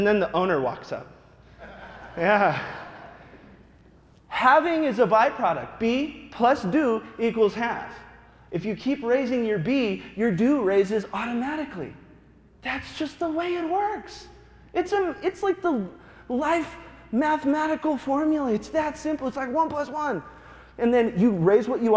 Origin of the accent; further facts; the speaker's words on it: Wyoming, United States; moved away; also born or lived in Arizona / Denver, Colorado; I was born in Wyoming